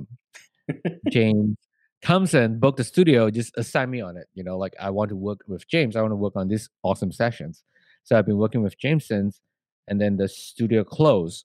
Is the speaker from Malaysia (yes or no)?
yes; Malaysia; moved away; I'm from Malaysia